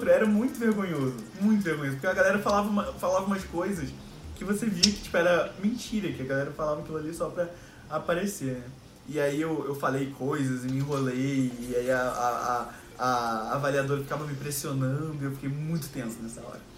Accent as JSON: {"language": "Portuguese", "region": "Rio de Janeiro", "country": "Brazil", "tie": "born or raised there", "said": "Fala galera … tenho 24 anos, sou carioca, moro no Rio de Janeiro, sempre morei aqui"}